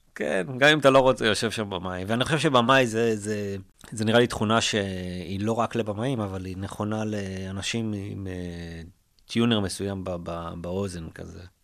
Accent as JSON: {"language": "Hebrew", "country": "Israel", "also_born_or_lived": "United States", "said": "אנחנו כישראלים"}